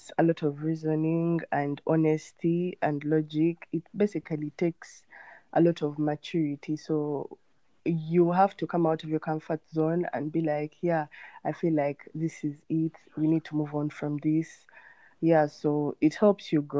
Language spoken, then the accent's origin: English; Kampala, Central Region, Uganda; I'm from Kampala, Uganda